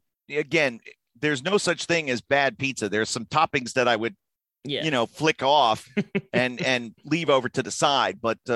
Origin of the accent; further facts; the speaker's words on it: Florida, United States; Growing up in Florida and so many golf courses around.